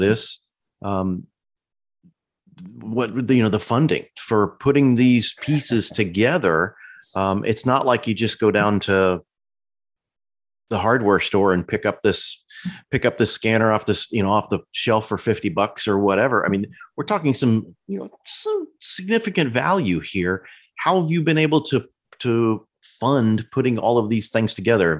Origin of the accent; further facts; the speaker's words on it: Central Illinois, United States; I grew up in Central Illinois.